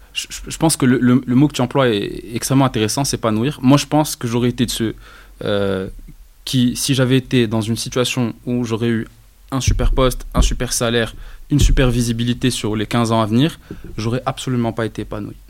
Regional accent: Rabat, Rabat-Salé-Kénitra, Morocco; moved away; also born or lived in Casablanca; je suis né à Rabat, je suis un rebâti de souche.

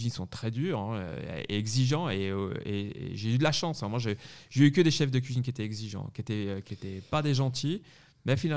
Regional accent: Paris, Île-de-France, France; moved away as an adult; also born or lived in Savoie / Neuchâtel, Switzerland; now in Switzerland; on n'est pas au Savoyard, on est Savoyard et moitié parisien, finalement, c'est pour ça que je suis né euh, sur Paris.

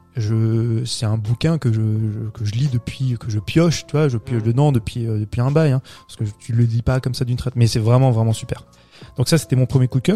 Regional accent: France; chez nous en France

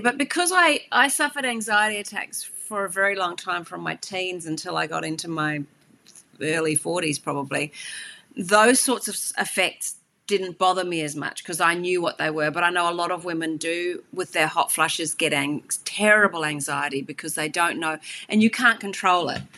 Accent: Hawke's Bay, New Zealand; moved away; also born or lived in Australia; I grew up and actually I spent a lot of time in the Hawke's Bay in New Zealand

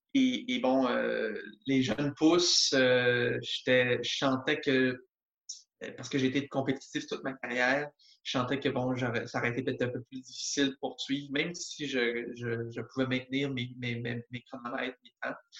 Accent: Montreal, Quebec, Canada; je viens de la de Montréal, alors mon père m'amenait régulièrement au baseball.

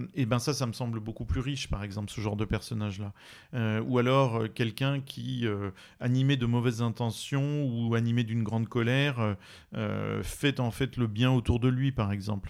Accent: France; je suis français de métropole

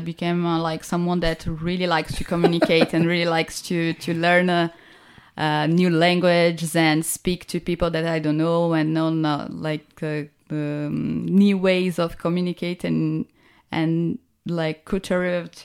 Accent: Recife, Pernambuco, Brazil; I'm from Recife

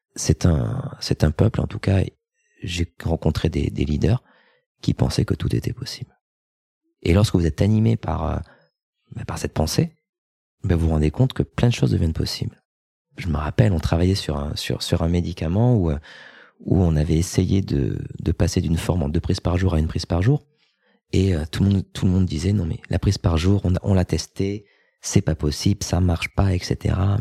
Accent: France; moved away as an adult; also born or lived in United States; mon pays d'origine, donc la France.

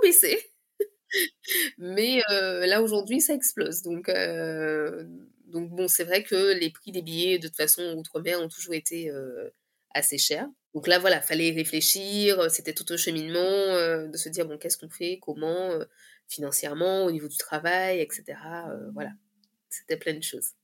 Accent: Guadeloupe; je viens de la Guadeloupe

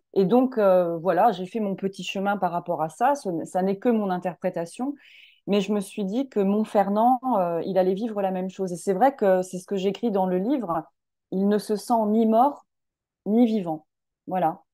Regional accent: Lorraine, Grand Est, France; je suis originaire de, de Lorraine

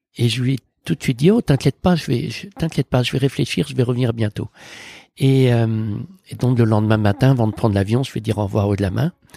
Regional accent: near Morlaix, Brittany, France; moved away; j'ai grandi en Bretagne avec mes parents, mon frère et ma sœur, dans un petit village près de Morlaix, à Tolé exactement

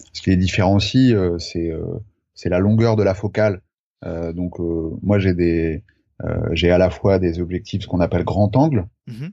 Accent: Charente, near Angoulême, Nouvelle-Aquitaine, France; moved away as an adult; also born or lived in Brittany; j'ai grandi en Charente, à côté d'Angoulême

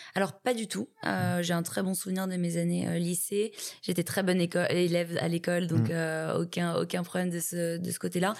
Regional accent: Paris, Île-de-France, France; je suis née et j'ai grandi à Paris

